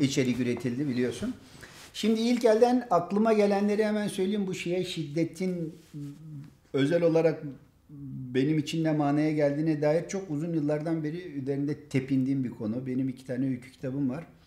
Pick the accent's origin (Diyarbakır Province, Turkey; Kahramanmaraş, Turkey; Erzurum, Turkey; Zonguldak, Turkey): Diyarbakır Province, Turkey; Diyarbakır; Diyarbakırlı bir Kürt olarak